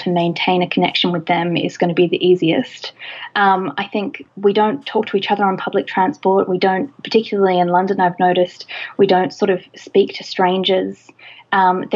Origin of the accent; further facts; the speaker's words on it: Australia; Australia, my home country